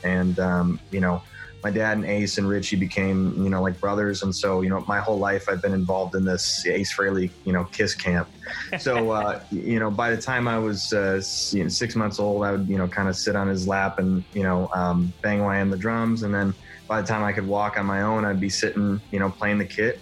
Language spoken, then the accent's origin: English; Detroit, Michigan, United States; I'm from Detroit